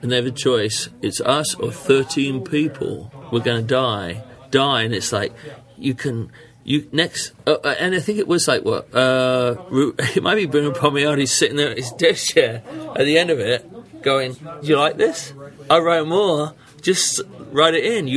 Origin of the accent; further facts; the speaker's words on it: London, United Kingdom; moved away; when I was a boy, in England